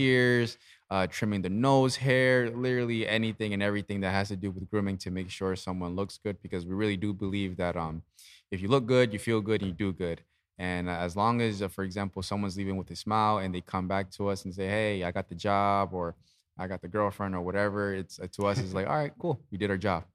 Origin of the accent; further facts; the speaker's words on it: Easton, Pennsylvania, United States; I was born and raised in Easton.